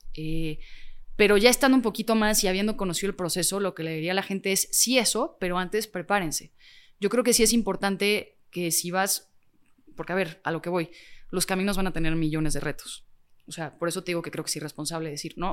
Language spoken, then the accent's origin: Spanish; Mexico